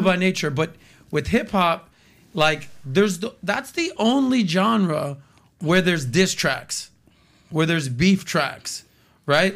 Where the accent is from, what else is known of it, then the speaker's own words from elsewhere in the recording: United States; as an American that loves music, that's been in the radio business